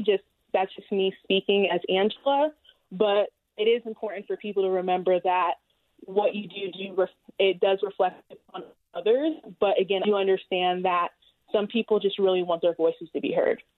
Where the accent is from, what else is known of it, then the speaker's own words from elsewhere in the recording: South Florida, United States; now in Utah, United States; I'm originally from South Florida